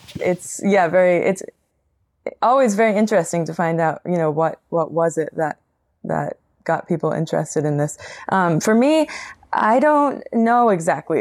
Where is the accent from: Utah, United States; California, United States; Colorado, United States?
Colorado, United States; now in Portland, United States; I am from Colorado originally